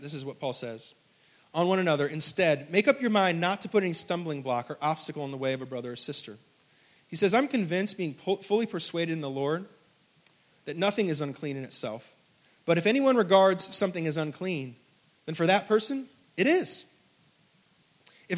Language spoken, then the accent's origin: English; the North, United States; moved away; I'm from the North